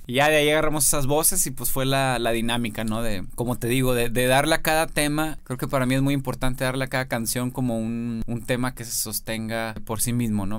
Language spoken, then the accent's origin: Spanish; Monterrey, Nuevo León, Mexico; yo soy de Monterrey.